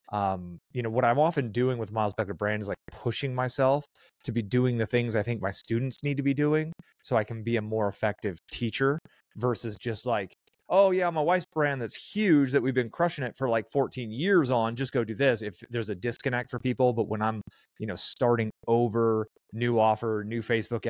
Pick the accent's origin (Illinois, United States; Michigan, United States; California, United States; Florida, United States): California, United States; San Francisco Bay Area; moved away as an adult; also born or lived in Albuquerque, New Mexico; I grew up in the San Francisco Bay Area